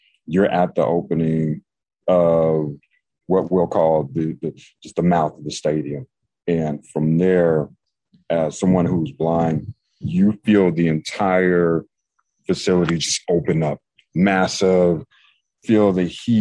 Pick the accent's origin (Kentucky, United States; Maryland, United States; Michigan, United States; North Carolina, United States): North Carolina, United States; I grew up in North Carolina